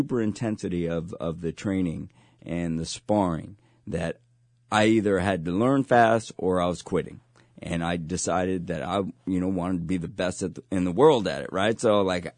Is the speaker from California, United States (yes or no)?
yes; San Mateo, California, United States; everybody knew I came from San Mateo